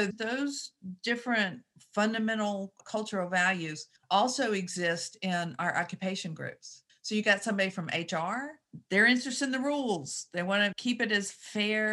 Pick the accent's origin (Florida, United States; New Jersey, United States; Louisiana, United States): Louisiana, United States; Shreveport; moved away as an adult; also born or lived in Australia; I grew up in Shreveport, Louisiana.